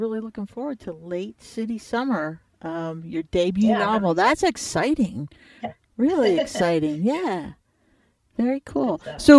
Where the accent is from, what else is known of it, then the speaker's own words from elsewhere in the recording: Ohio, United States; I am also from Ohio